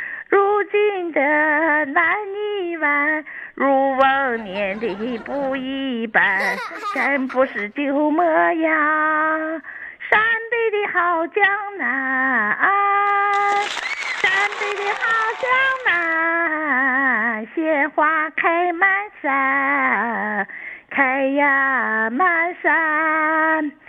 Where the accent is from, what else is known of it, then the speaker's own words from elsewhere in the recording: Dalian, Liaoning, China; 大连人啊，